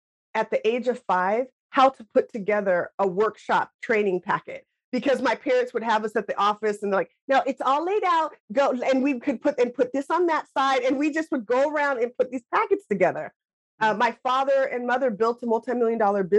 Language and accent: English; Lacey, Washington, United States; growing up in Lacey, Washington